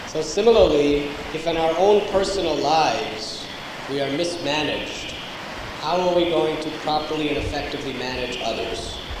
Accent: United States; I'm coming from the United States of America. I was born and raised there.

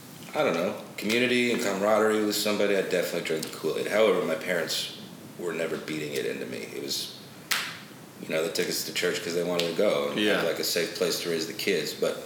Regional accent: Houston, Texas, United States; moved away; also born or lived in Nashville / Austin; Houston. That's where I was born.

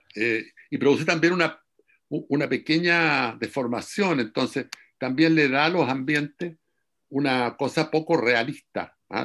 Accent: Curicó, Maule, Chile; also born or lived in Talcahuano; yo soy de Curicó, por ejemplo, y de Talcahuano

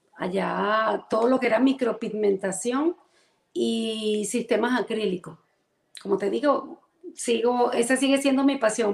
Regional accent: Caracas, Capital District, Venezuela; moved away as an adult; now in Central Florida, United States; Soy venezolana, caraqueña.

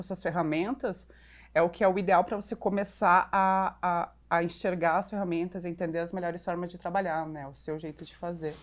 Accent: Porto Alegre, Rio Grande do Sul, Brazil; moved away as an adult; also born or lived in Curitiba; now in São Paulo, Brazil; eu sou, na verdade, uma curitibana, que cresci em Porto Alegre, agora moro aqui em São Paulo

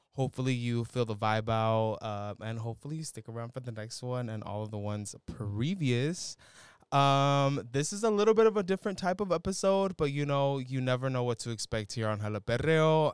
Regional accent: San Rafael, California, United States; my hometown, San Rafael

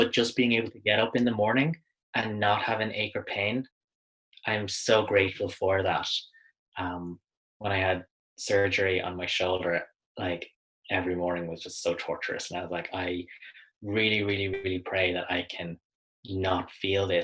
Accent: Ireland

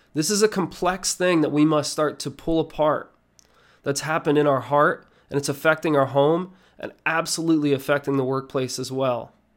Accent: Nazareth, Pennsylvania, United States; I was born and raised in Nazareth, Pennsylvania.

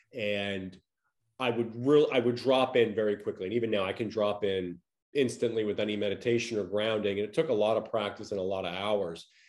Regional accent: Long Island, New York, United States; moved away as an adult; also born or lived in Connecticut / Los Angeles; now in Tampa, Florida, United States; I grew up in Long Island, New York

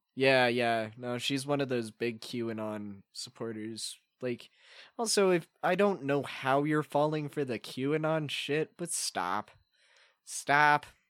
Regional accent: Colorado, United States; we're from Colorado

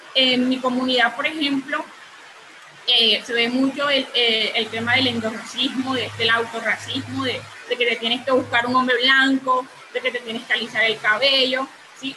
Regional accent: María La Baja, Bolívar, Colombia; Soy de, una región de Bolívar, en el Caribe, eh, de María la Baja, Bolívar

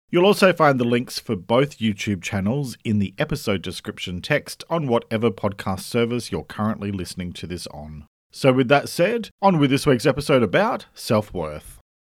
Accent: Australia; I'm an Australian writer

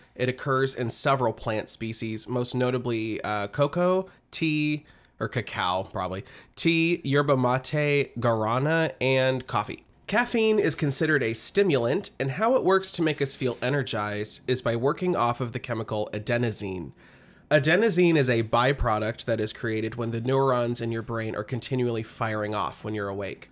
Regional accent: Midwest, United States; I'm from the Midwest

